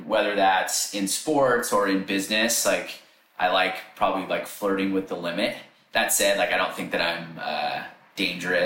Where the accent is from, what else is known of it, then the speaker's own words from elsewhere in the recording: Sacramento, California, United States; I grew up in Northern California, so Sacramento area.